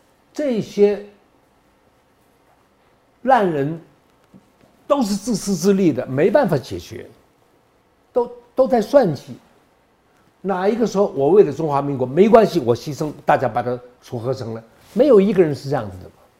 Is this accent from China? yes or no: no; Taiwan; 你哪里人？我台湾人，我也台湾人了。有人赶我回大陆，我想我来这里的时候你还没出生哎，你们都没出生哎，这不是我的地方吗？